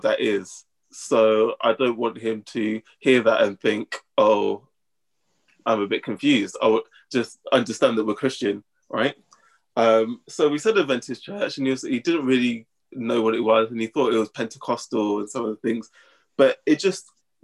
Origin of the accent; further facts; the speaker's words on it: Northampton, East Midlands, United Kingdom; we're from Northampton